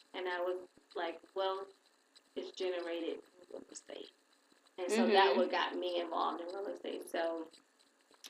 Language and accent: English; Saginaw, Michigan, United States; I'm from Saginaw